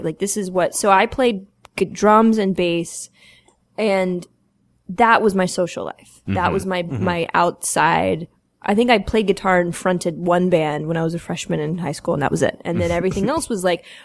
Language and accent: English; Atlanta, Georgia, United States; I grew up in Atlanta, and I was this kid in the suburbs